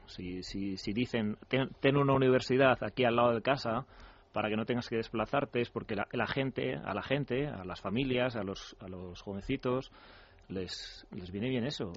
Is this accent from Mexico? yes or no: no; Spain; cómo somos los españoles